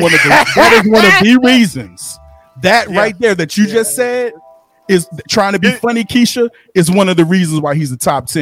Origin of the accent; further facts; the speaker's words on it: Philadelphia, Pennsylvania, United States; moved away; I'm originally from Philly